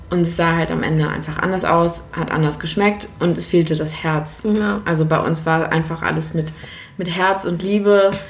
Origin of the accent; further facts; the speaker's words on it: Lübeck, Schleswig-Holstein, Germany; also born or lived in Berlin; Ich habe neun Jahre in Berlin gelebt, bin jetzt wieder zurück in meiner Heimat Lübeck.